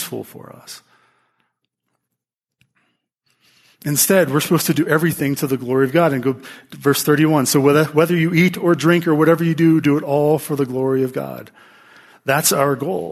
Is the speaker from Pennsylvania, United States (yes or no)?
yes; Pittsburgh, Pennsylvania, United States; I'm from Pittsburgh